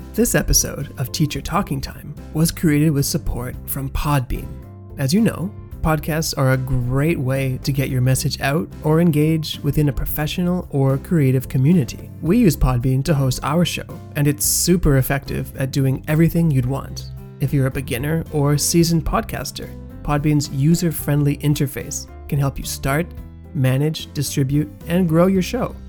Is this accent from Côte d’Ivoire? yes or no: yes; Côte d’Ivoire; I'm from Ivory Coast